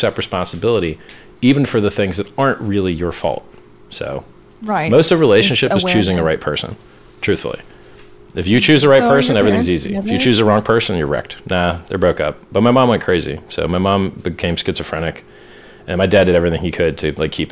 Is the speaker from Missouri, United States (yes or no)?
no; Pittsburgh, Pennsylvania, United States; I was born in Pittsburgh, Pennsylvania